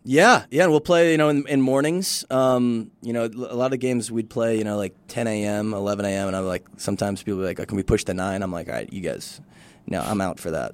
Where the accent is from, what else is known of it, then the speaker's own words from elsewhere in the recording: Midwest, United States; now in El Paso, United States; I'm from the Midwest, and I'm a white dude